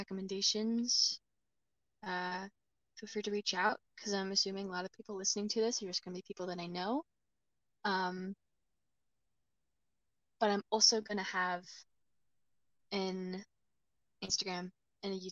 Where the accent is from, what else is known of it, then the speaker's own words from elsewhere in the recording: Sumas, Washington, United States; Sumas, my hometown